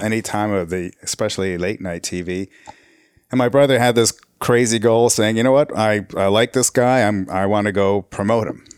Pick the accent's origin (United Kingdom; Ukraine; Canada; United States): Canada; also born or lived in Nairobi, Kenya; we came to Canada in nineteen seventy-three. So I was born in Nairobi, Kenya.